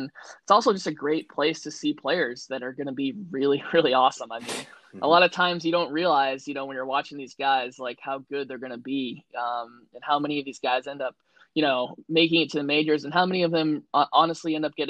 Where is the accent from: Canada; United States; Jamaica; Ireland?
United States; Sandwich, Massachusetts; you and I know growing up here, it's part of the life of, you know, growing up on the Cape and living on the Cape